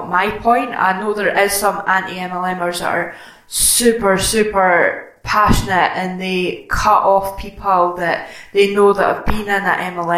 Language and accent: English; Scotland, United Kingdom; I'm Scottish